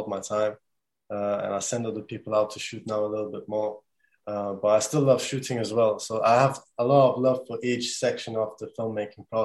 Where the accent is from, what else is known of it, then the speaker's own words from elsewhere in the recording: Germany; now in Bradford, United Kingdom; I'm from Bradford, but I was born and raised in Germany. I came here 2012 with my family